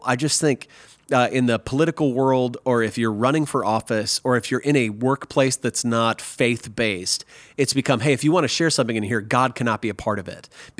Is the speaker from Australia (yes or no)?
no; Nebraska, United States; also born or lived in Wisconsin / Missouri; now in Texas, United States; because I'm an American and I grew up in America, I grew up in Nebraska, Wisconsin, Missouri, and now Texas for the last 16 years